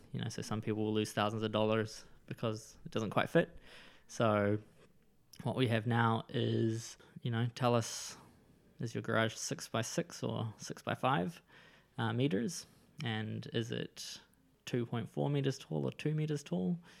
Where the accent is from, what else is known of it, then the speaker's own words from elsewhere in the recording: Wellington, New Zealand; also born or lived in Israel; now in Gisborne, New Zealand; I grew up in Wellington and the surrounding suburbs.